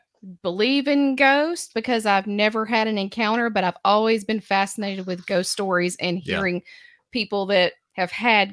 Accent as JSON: {"language": "English", "region": "Alabama", "country": "United States", "tie": "born or raised there", "said": "growing up here in Alabama."}